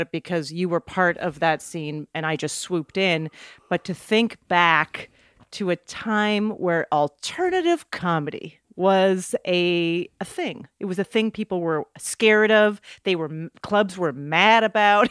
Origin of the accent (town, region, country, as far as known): Canada; moved away as an adult; also born or lived in New York